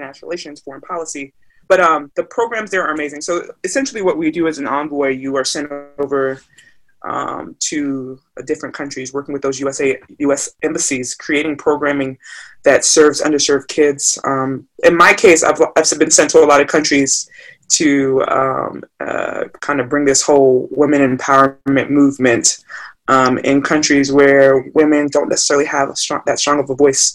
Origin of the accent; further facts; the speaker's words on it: United States; my parents are Nigerian. So I'm Nigerian American, first generation born here